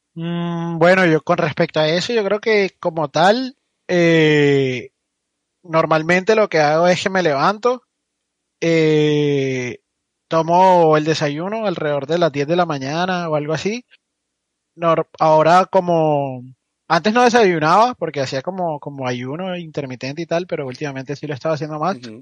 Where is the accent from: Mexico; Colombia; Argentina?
Colombia; Barranquilla, Atlántico; Yo soy de Barranquilla.